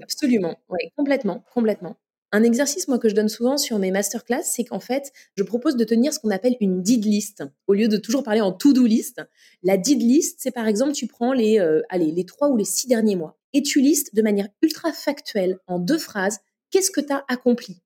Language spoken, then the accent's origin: French; Paris, Île-de-France, France; also born or lived in São Paulo / New York / Lille; je suis née à Paris